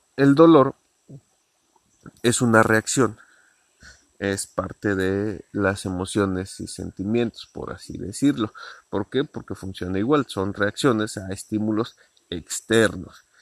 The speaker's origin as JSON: {"language": "Spanish", "country": "Mexico", "said": "porque soy mexicano"}